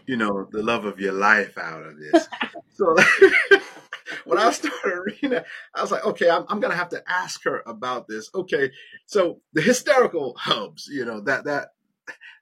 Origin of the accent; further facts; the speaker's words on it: South Florida, United States; now in Tallahassee, United States; I live here in Tallahassee, but I'm from South Florida down in Fort Lauderdale, Miami, you know, down there